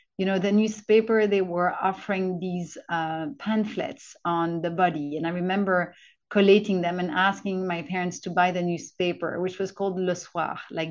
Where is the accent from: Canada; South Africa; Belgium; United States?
Belgium; Brussels, Brussels-Capital Region; first language French; English is a second language; I was living in Brussels, which is my hometown. My mother tongue's French